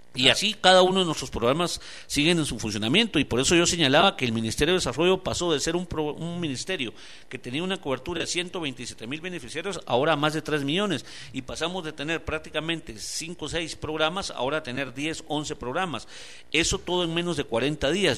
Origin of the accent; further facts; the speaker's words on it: Guatemala; Aquí somos solo un pueblo, todos somos guatemaltecos y guatemaltecas